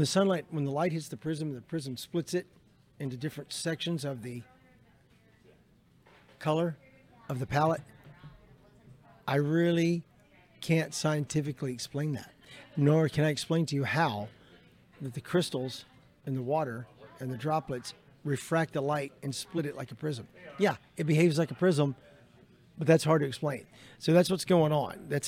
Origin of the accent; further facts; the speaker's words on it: Robertson County, Middle Tennessee, United States; also born or lived in Nashville, Tennessee / Kentucky / South Carolina / Ohio; now in Florida, United States; I grew up in Middle Tennessee. I was born in Nashville and grew up right there in Robertson County